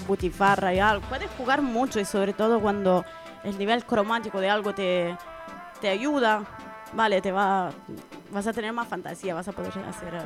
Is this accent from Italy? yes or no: yes; Italy; now in Spain; en mi pueblo en Italia